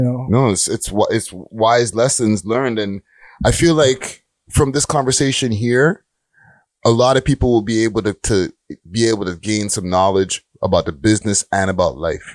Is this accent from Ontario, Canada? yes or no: no; Montreal, Quebec, Canada; I was born in Montreal